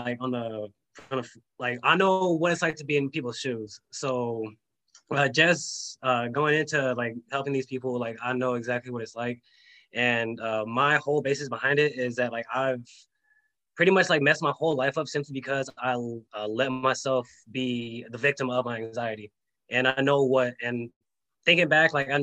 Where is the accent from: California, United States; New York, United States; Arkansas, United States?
California, United States; I grew up in California, grew up like the normal life